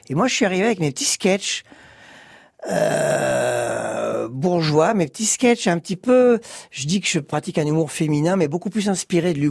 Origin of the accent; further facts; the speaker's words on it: Bordeaux, Nouvelle-Aquitaine, France; Je suis arrivé de Bordeaux et en quatre mois, ça y est, j'étais euh, j'étais dans le showbiz.